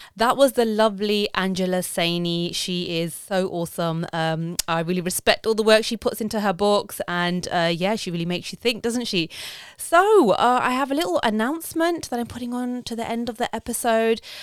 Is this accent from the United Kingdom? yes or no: yes; United Kingdom; I'm British, but I've been raised in a way